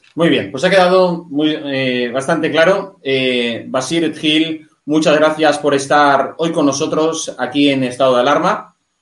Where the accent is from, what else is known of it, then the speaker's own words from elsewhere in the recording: Spain; como español